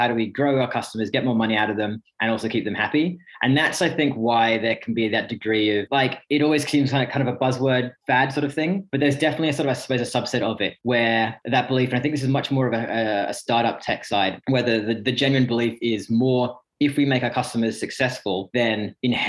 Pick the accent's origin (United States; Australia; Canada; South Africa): Australia; Sydney, New South Wales; moved away as an adult; also born or lived in Reading, United Kingdom; now in United Kingdom; English born near Reading, but grew up most of my life over in Sydney